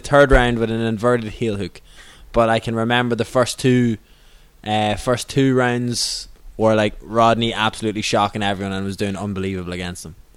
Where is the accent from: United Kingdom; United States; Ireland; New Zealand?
Ireland; I'm an Irish person